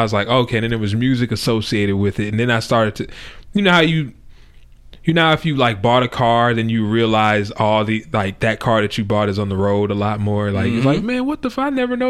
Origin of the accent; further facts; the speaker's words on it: West Coast, United States; I'm from the West Coast